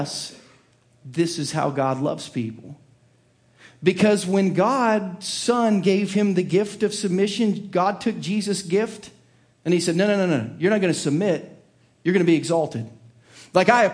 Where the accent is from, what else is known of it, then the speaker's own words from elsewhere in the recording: Southern Ohio, United States; I was raised in the blue-collar hills of Southern Ohio